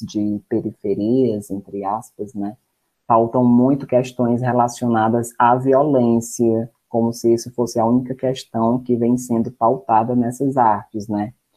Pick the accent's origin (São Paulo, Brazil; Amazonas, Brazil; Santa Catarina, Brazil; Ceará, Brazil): Ceará, Brazil; Maranguape; also born or lived in Fortaleza; eu não sou da cidade de Fortaleza, eu sou de Maranguape. E aí eu acabo indo para Fortaleza por conta dos estudos